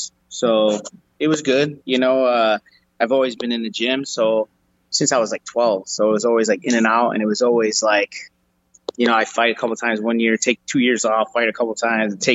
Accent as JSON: {"language": "English", "town": "Chicago", "region": "Illinois", "country": "United States", "tie": "born or raised there", "said": "Chicago, like born and raised in the city"}